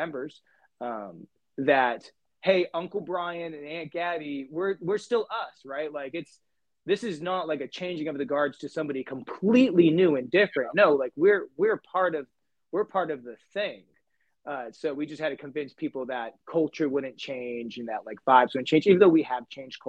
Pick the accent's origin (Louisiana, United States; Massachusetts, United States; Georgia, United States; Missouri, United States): Massachusetts, United States; New Bedford; moved away as an adult; now in Merced, United States; I'm originally from New Bedford, Massachusetts, which is just a little bit south of Boston. When I moved here in 2011